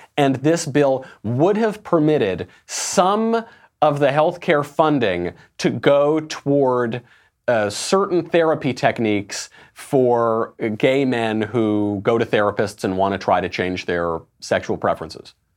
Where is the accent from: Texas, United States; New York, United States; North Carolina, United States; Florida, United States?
New York, United States; Bedford Hills; also born or lived in Sheepshead Bay, Brooklyn / New England; I grew up in Bedford Hills